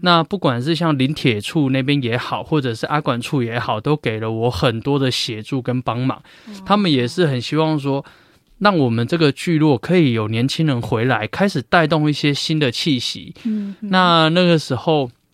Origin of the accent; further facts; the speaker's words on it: Taiwan; 我们台湾这边